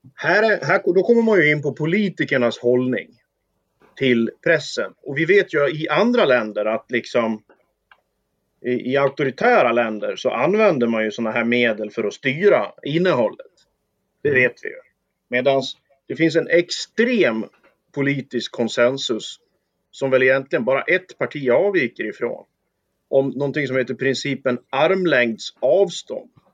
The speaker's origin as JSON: {"language": "Swedish", "region": "Dalarna County", "country": "Sweden", "said": "inhopp på lokaltidningen där jag kommer ifrån"}